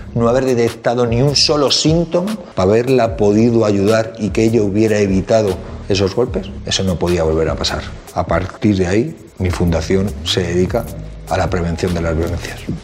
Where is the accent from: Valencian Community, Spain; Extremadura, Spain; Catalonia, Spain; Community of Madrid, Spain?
Community of Madrid, Spain; Madrid; soy de Carabanchel, Madrid